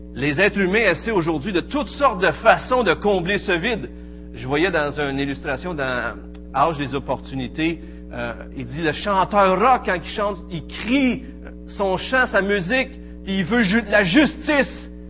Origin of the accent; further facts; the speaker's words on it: Quebec, Canada; accent: Québécois; notre bel accent québécois